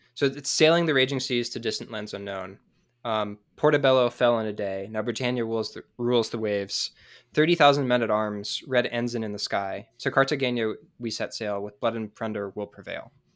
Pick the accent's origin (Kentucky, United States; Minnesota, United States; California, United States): California, United States; San Diego; now in Utah, United States; I'm from San Diego, but I live in Utah right now